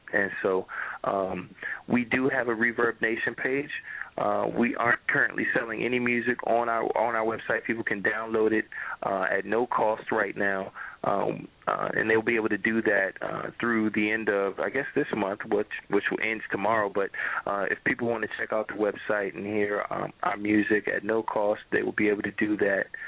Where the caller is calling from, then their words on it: Orlando, Florida, United States; I'm calling from Orlando, Florida.